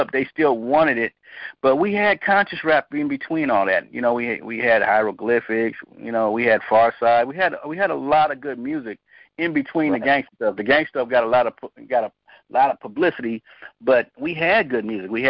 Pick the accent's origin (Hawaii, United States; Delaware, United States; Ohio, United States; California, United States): California, United States; Oakland; me growing up in Oakland, being a young Panther